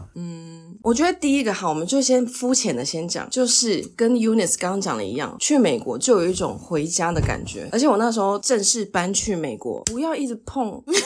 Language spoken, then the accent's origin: Chinese; Taiwan; also born or lived in United States; 我就是台湾人